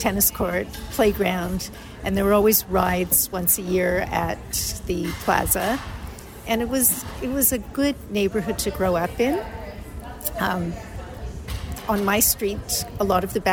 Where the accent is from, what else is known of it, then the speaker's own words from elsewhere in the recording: Toronto, Ontario, Canada; I grew up on Searle